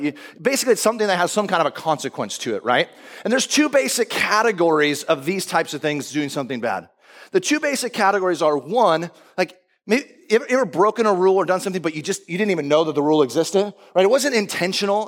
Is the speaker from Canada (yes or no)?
no; United States; we grew up in America